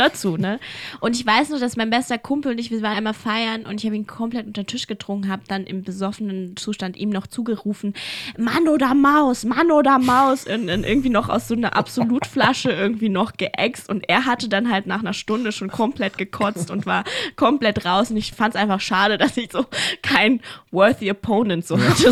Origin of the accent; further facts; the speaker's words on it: Berlin, Germany; accent: German; moved away; also born or lived in Ulaanbaatar, Mongolia / Amsterdam / Paris / Gütersloh; ich bin ja in Berlin groß geworden